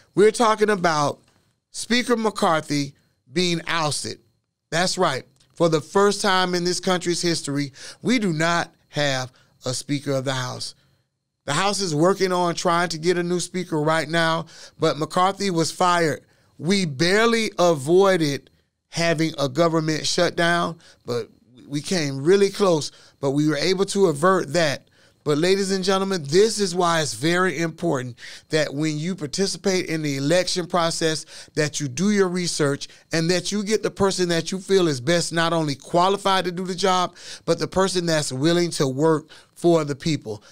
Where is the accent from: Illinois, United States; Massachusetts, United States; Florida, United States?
Florida, United States; Orlando; I'm from Orlando, too